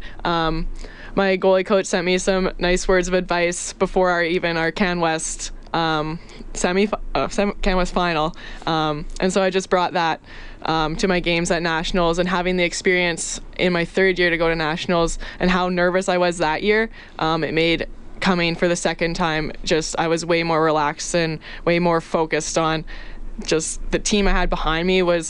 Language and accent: English; Chelsea, Quebec, Canada; also born or lived in Ottawa, Ontario; I'm from Chelsea, Quebec.